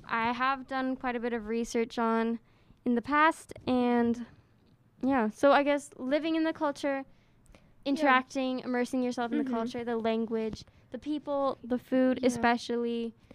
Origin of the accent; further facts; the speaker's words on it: Salt Lake City, Utah, United States; my hometown. {S2} Yes. {S3} Salt Lake City. I think it's a really nice, like, cute little place.